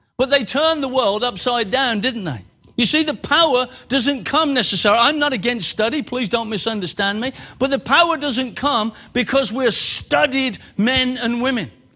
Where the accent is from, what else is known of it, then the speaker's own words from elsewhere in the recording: Birmingham, West Midlands, United Kingdom; moved away as an adult; now in Exeter, United Kingdom; I was born in Birmingham, bred in Birmingham, grew up in Birmingham, left Birmingham